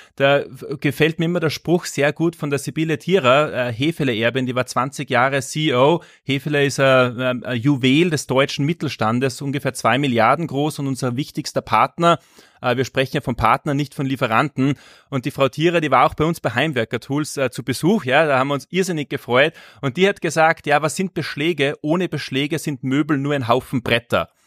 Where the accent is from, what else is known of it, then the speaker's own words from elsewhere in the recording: Salzburg, Austria; also born or lived in Asia / Latin America; Ich komme aus Salzburg, das hört man, bin aus Österreich.